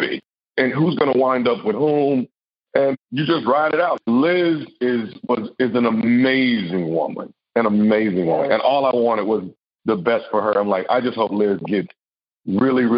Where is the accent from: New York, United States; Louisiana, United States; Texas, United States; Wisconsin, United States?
Texas, United States; I'm a country boy. I'm from the South. I'm from Texas.